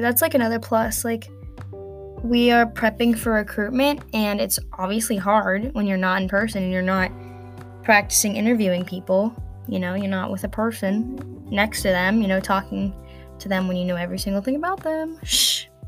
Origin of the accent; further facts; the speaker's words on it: northern Kentucky, United States; I'm from Kentucky, in like the northernmost part of Kentucky